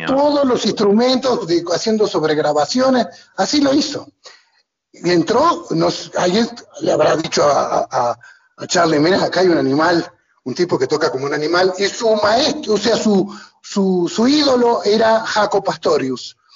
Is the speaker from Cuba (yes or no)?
no; Argentina; moved away; soy un argentino que no entiende de fútbol